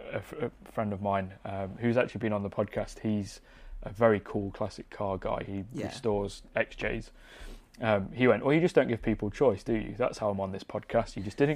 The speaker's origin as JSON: {"language": "English", "town": "Mansfield", "region": "East Midlands", "country": "United Kingdom", "moved": "yes", "said": "I'm from Mansfield originally, which has its own like localised dialect as well."}